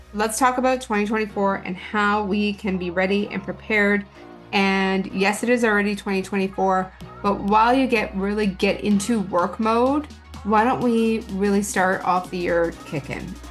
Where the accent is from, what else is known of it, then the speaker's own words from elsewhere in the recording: Canada; being in Canada and being Canadian